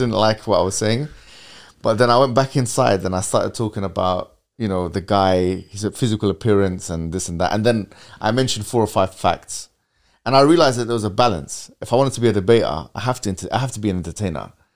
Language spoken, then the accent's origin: English; London, United Kingdom; we moved from West London to Central London to North West London to, you know, I think at one point even South London.